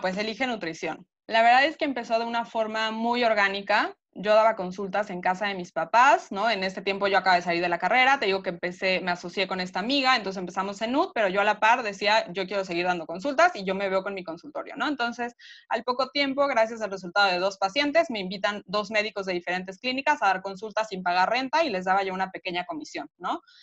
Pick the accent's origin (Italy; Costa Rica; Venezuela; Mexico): Mexico; Mexico City; yo soy de la Ciudad de México y las distancias son súper largas. Entonces yo vivía en el poniente, iba a la escuela al centro